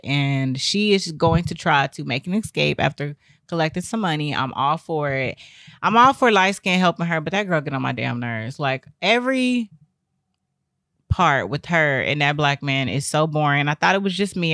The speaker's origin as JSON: {"language": "English", "region": "Texas", "country": "United States", "moved": "yes", "said": "I came from Texas"}